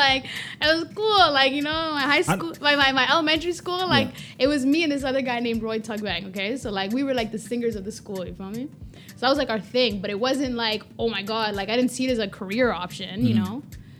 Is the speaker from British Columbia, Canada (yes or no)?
no; Toronto, Ontario, Canada; Listen, my parents weren't born here. I was born here first, okay?